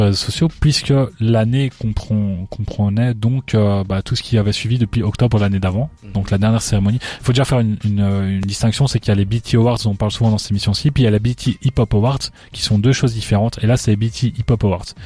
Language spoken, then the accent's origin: French; Paris, Île-de-France, France; Ouais, je suis parisien. J'ai commencé à au vu de la vieille. Hein, je distribuais mes CD dans les rues à Paris.